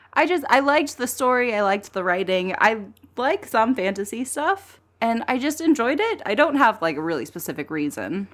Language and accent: English; Texas, United States; also born or lived in Brooklyn, New York City; now in New York City, United States; I'm from Texas. I live